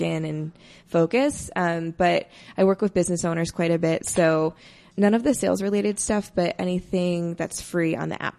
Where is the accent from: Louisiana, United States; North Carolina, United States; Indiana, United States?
Indiana, United States; moved away as an adult; also born or lived in Iowa / Los Angeles; now in Denver, United States; I'm from the Midwest, originally from Indiana.